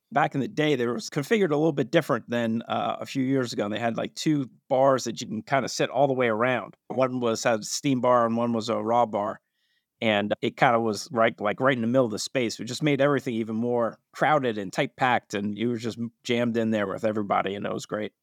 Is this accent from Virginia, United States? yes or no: yes; Fairfax, Virginia, United States; moved away as an adult; also born or lived in California; now in Baltimore, United States; I grew up in Fairfax, Virginia